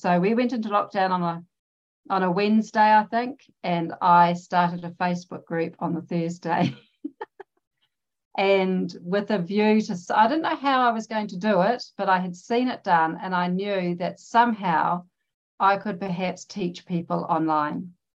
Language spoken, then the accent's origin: English; New Zealand; I'm from New Zealand. I live in New Zealand